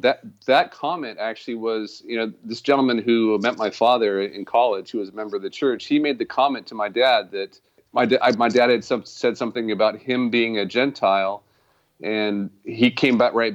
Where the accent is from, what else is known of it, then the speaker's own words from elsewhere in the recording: Davis, California, United States; also born or lived in Logan, Utah / Colorado / Austin, Texas / Berkeley, California; So I did grow up, since I was about 8 years old, I grew up in California, but I was born in Logan, Utah, while my father was completing his PhD at Utah State in plant taxonomy.